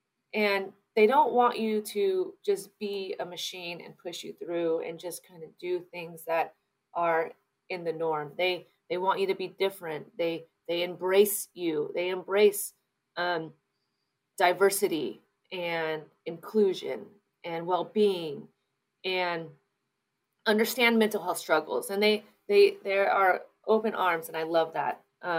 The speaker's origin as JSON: {"language": "English", "town": "San Leandro", "region": "California", "country": "United States", "said": "it's home. My mom and dad live 2 miles from me. I'm from San Leandro, California. It goes San Leandro, Oakland, Berkeley. And I have so much pride for the Bay Area."}